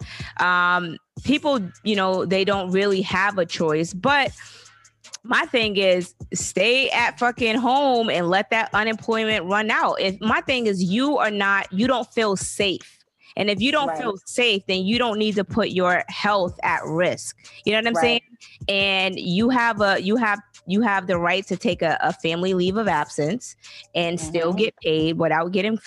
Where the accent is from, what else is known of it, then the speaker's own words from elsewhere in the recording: the South, United States; I'm from the South.